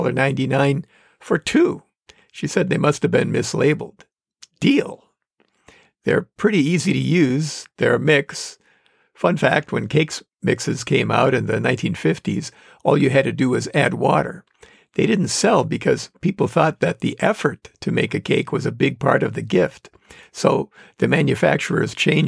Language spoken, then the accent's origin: English; Manitowoc, Wisconsin, United States; accent: northerner; Manitowoc, Wisconsin, my hometown